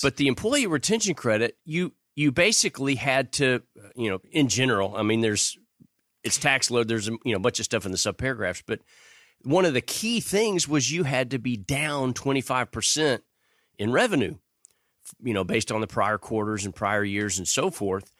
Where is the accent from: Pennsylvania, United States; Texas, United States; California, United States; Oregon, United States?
Texas, United States; Houston; born or raised there